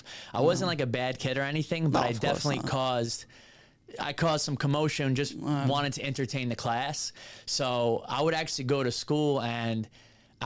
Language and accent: English; New Jersey, United States; moved away as an adult; also born or lived in Manhattan, New York; now in Los Angeles, United States; I was born in New York, raised in Jersey, lived there for pretty much my whole life up until 6 years ago where I moved out to Los Angeles.